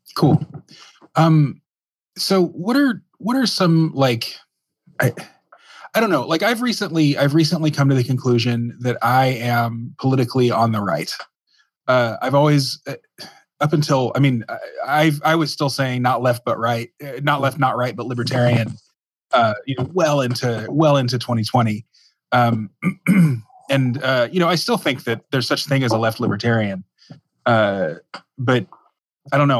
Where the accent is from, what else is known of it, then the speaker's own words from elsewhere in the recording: Dallas, Texas, United States; I grew up in Dallas